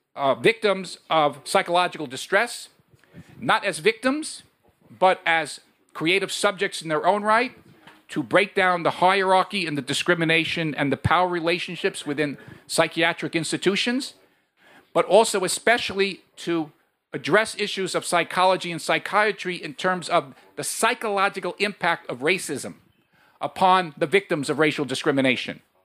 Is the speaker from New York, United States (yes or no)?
yes; New York, United States; now in Chicago, United States; I come from New York originally, but I live now in Chicago